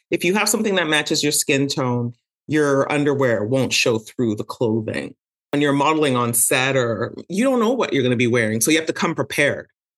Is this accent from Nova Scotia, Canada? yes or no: no; Montreal, Quebec, Canada; I was born and raised in Montreal, Canada